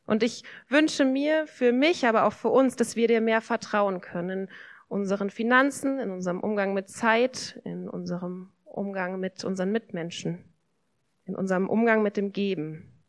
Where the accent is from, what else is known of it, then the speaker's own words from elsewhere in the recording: Germany; ich bin hier in Deutschland aufgewachsen, in einer Familie.